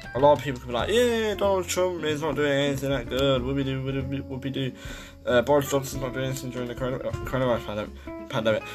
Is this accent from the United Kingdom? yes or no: yes; Leicester, East Midlands, United Kingdom; I'm from Leicester